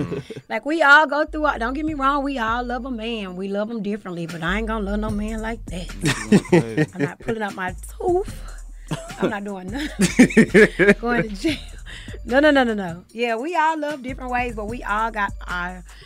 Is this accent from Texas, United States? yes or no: no; St. Louis, Missouri, United States; I'm from the loop, and I'm proud.